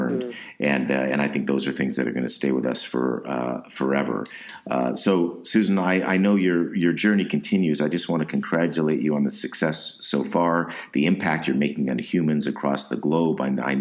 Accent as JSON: {"language": "English", "region": "West Coast", "country": "United States", "tie": "born or raised there", "said": "I grew up on the West Coast"}